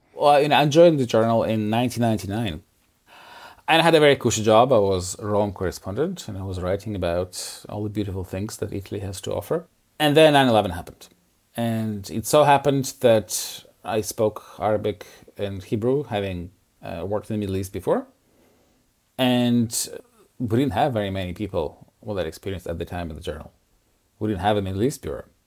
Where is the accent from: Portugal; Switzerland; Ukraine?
Ukraine; moved away; I am from Ukraine